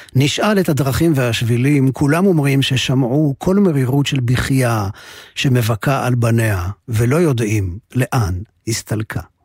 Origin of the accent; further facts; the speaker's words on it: Ramat Gan, Tel Aviv District, Israel; also born or lived in Jerusalem / Givatayim / Kibbutz Nir Eliyahu; הדירה הקטנה של הוריי, קומת קרקע, שכונת הג'ורה, רמת יצחק, רמת גן. מכאן יצאתי למסעותיי הקולנועיים הראשוניים